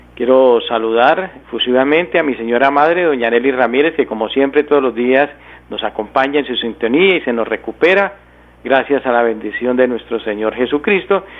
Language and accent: Spanish; Suratá, Santander, Colombia; Suratá, mi tierra